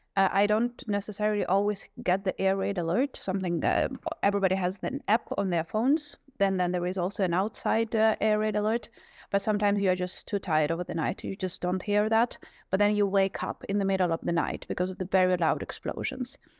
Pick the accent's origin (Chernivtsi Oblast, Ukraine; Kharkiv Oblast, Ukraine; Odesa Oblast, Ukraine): Kharkiv Oblast, Ukraine; Kharkiv; now in Kyiv, Ukraine; as a person born and raised in Kharkiv